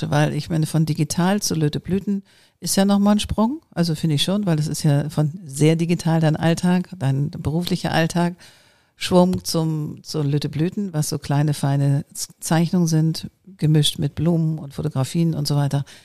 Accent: former GDR, East Germany, Germany; born or raised there; moved away as an adult; now in Hamburg, Germany

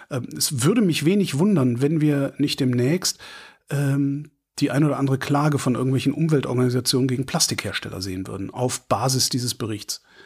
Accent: near Frechen, North Rhine-Westphalia, Germany; Frechen, weil das ist da in der Nähe von wo ich groß geworden bin

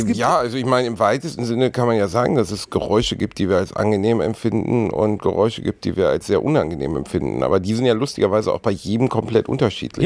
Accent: Gelsenkirchen, North Rhine-Westphalia, Germany; wo ich aufgewachsen bin zum Beispiel, Gelsenkirchen-Rothausen ist jetzt alles andere als ein, ein, schöner Ort gewesen

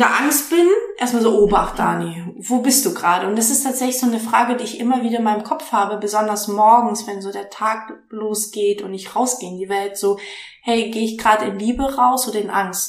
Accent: Stuttgart, Baden-Württemberg, Germany; moved away as an adult; now in Hamburg, Germany; ich komme aus dem Schwabeländle, ich bin in Stuttgart aufgewachsen

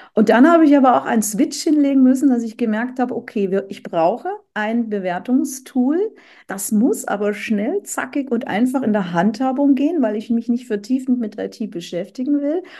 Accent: Bavaria, Germany; now in Hamburg, Germany; ich bin ja aus Bayern

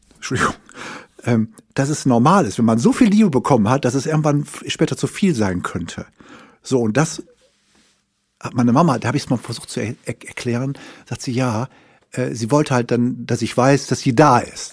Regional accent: Wuppertal, North Rhine-Westphalia, Germany; ich bin also mal geboren irgendwann in Wuppertal

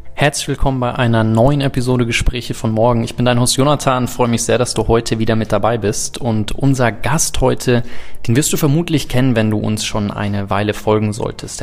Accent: South Africa; moved away; bin in Südafrika groß geworden

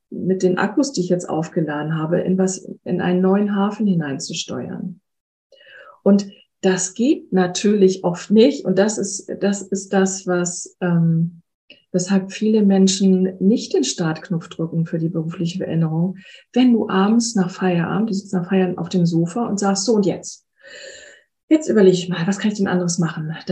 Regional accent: Hamburg, Germany; moved away; ich bin ja auch aus Hamburg, aus meiner Heimatstadt weggegangen, die ich ja nach wie vor sehr schätze und sie liebe.

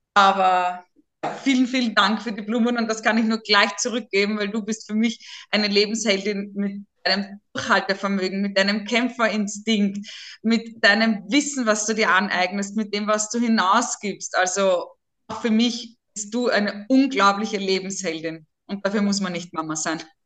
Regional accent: Burgersdorf, Lower Austria, Austria; accent: Viennese; now in Pressbaum, Austria; Ich bin wirklich im Wiener Wald zu Hause in Niederösterreich. Ich bin ursprünglich aus der Gemeinde Burgersdorf, jetzt im Pressbaum

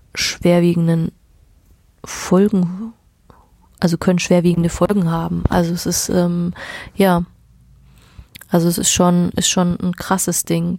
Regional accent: Germany; Bei uns in Deutschland

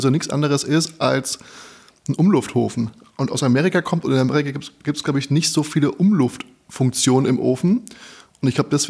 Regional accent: Berlin, Germany; ich komme komm ja auch aus Wedding.

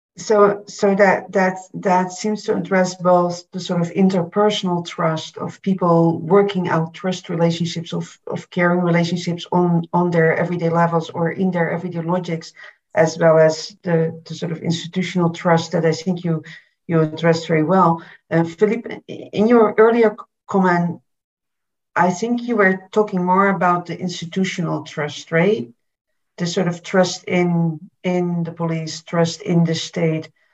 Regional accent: Berlin, Germany; I'm from Berlin, Berlin myself

